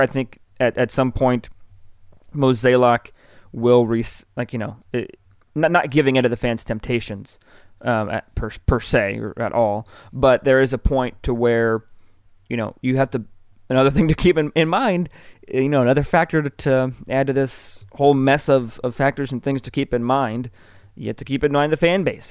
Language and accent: English; Bloomington, Illinois, United States; moved away as an adult; now in Columbia, Missouri, United States; I grew up in Bloomington, Illinois.